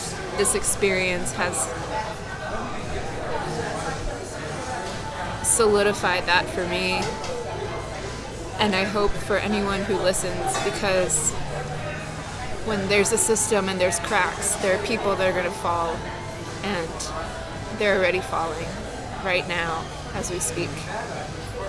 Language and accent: English; New York City, New York, United States; I grew up in New York all my life, pretty much. I was born in Hell's Kitchen